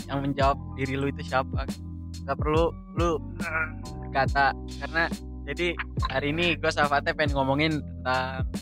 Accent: Yogyakarta, Special Region of Yogyakarta, Indonesia; gue pun bukan orang Sunda gue juga kampung gue di Jogja gue juga sendiri bingung kenapa gue nggak bisa bahasa Jawa malah bisa bahasa Sunda gitu.

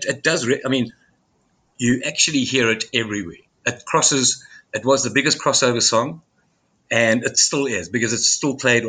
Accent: South Africa; moved away as an adult; also born or lived in Los Angeles; I wasn't living in South Africa when Burnout was released. I was running away from the South African Defence Force.

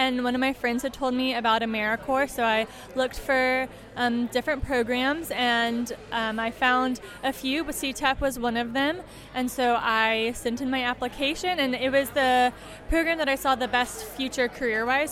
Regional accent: Irving, Texas, United States; moved away as an adult; I'm originally from Irving, Texas.

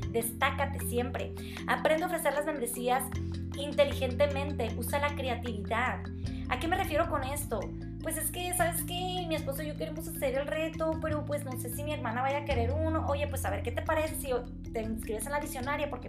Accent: Sinaloa, Mexico; born there; also born or lived in Sonora / Monterrey; Soy originaria de Sinaloa, pero viví todo el tiempo fuera de, de aquí. Siempre estuve en, Sonora o en Monterrey, entonces mis amistades no son aquí.

